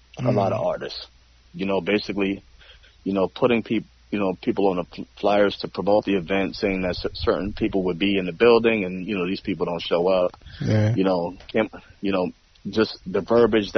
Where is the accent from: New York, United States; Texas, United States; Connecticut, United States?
New York, United States; New York City; I'm born and raised in the Bronx